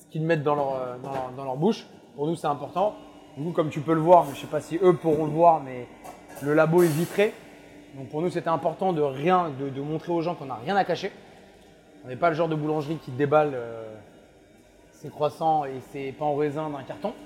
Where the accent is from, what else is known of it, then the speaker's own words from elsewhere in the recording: France; moved away as an adult; also born or lived in Melbourne, Australia / Sydney, Australia / Tel Aviv, Israel; chez nous en France